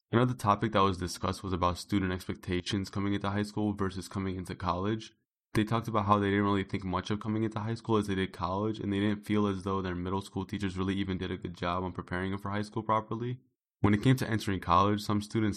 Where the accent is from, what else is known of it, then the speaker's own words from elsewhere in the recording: Chicago, Illinois, United States; I'm from Chicago